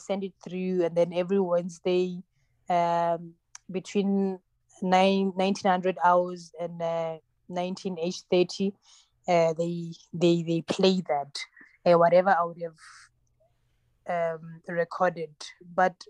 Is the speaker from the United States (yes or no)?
no; South Africa; first language Tsonga; English is a second language; I'm originally Tsonga, Xitsonga. So I speak that. That's my mother tongue.